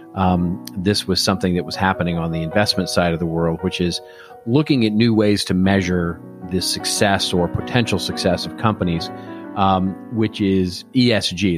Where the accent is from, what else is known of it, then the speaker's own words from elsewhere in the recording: Texas, United States; I grew up in Texas